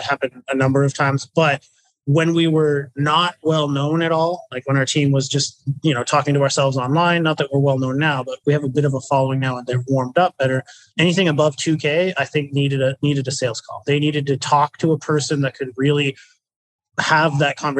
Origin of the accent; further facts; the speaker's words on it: New Brunswick, Canada; moved away as an adult; I was from the East Coast, a tiny little province called New Brunswick. I'm in Canada